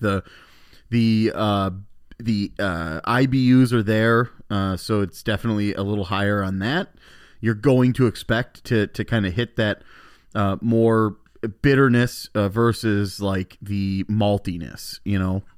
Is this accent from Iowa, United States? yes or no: no; Elkhorn, Wisconsin, United States; also born or lived in Milwaukee; I'm from Elkhorn.